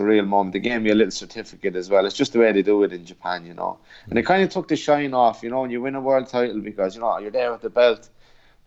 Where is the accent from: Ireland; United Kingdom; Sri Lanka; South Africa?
Ireland; Portlaoise, Leinster; the …